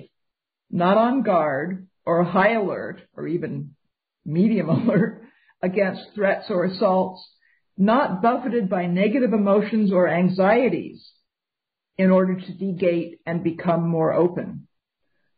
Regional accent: New York City, New York, United States; I grew up in New York City

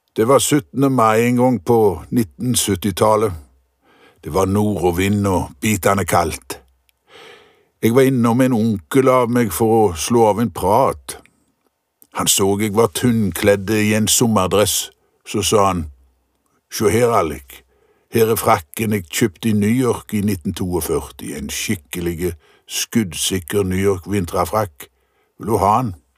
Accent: Visnes, Rogaland, Norway; huset jeg vokste opp i på Visnes

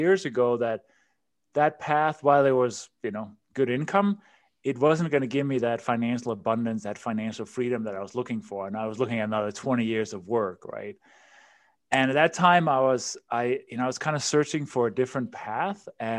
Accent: Denmark; English is a second language; moved away as an adult; So as you can probably hear from my accent and my name, I wasn't born in this country. And you mentioned in the intro, you know, I immigrated from Denmark, quite a long time ago, 25 years ago.

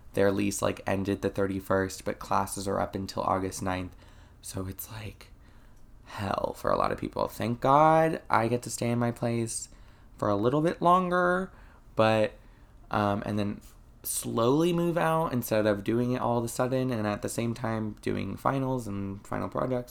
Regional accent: Florida, United States; I'm from Florida. There are springs here in Florida. Never been to them, even though I've lived here practically my whole life

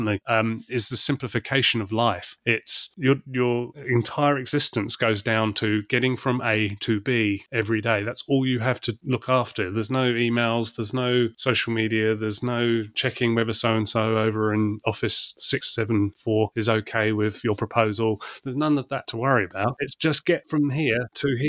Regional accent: London, United Kingdom; also born or lived in Shooter's Hill, southeast London; now in New Zealand; I grew up in London

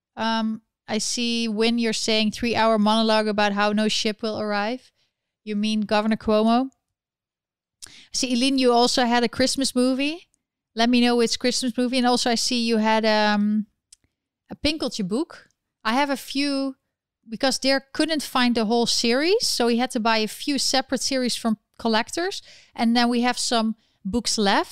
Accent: Netherlands; now in New York City, United States; I'm from the Netherlands and I live in New York City

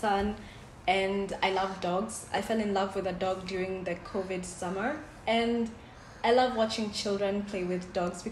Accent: Kenya; I'm from Kenya

